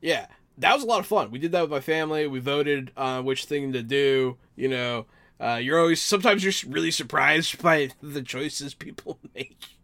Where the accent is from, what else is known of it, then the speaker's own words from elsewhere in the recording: Pittsburgh, Pennsylvania, United States; I was born in Pittsburgh